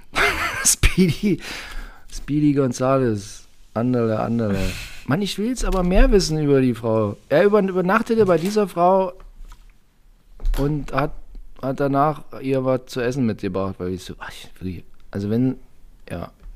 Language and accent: German; Saxony, Germany; In Sachsen, meine Heimat